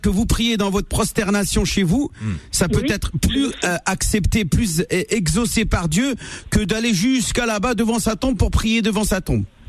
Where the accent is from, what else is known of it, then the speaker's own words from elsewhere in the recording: France; je suis né en France